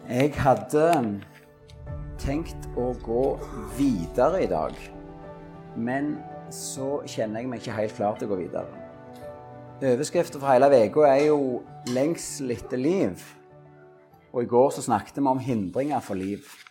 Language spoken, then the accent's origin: Norwegian; Norway; Orrebygda, der jeg vokste opp